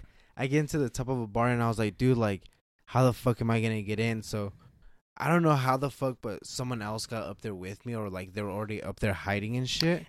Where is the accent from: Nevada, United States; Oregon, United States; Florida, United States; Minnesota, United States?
Nevada, United States; we're from Nevada